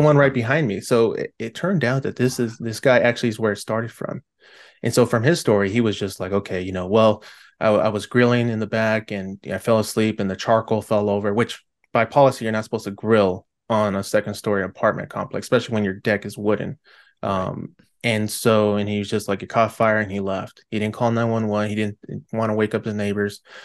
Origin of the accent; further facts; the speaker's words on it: California, United States; I'm from California